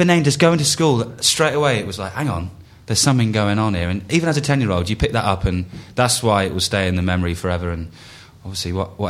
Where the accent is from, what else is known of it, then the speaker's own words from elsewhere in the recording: England, United Kingdom; we're English as well.